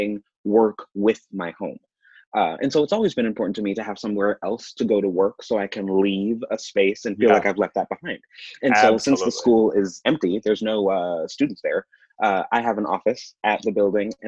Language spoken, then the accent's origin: English; Kansas City, Missouri, United States; also born or lived in Raytown, Missouri; born and raised here and didn't leave until I went to school at K-State.